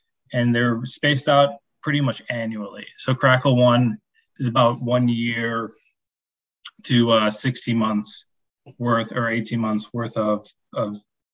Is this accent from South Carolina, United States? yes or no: no; Chicago, Illinois, United States; I'm from Chicago